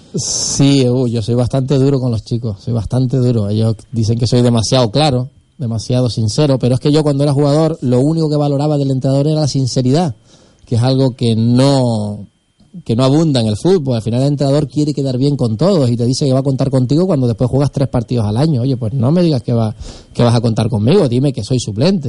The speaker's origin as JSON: {"language": "Spanish", "town": "Buenavista del Norte", "region": "Canary Islands", "country": "Spain", "said": "yo soy de Buenavista, es el pueblo al lado de los hilos"}